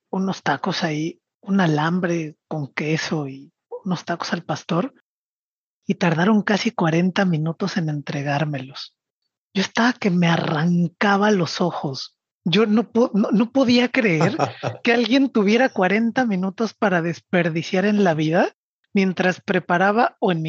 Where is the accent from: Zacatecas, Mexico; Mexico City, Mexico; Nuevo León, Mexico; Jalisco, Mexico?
Mexico City, Mexico; Y yo, siendo chilango, a mí la idea de la equidad entre hombres y mujeres me parecía absolutamente regular.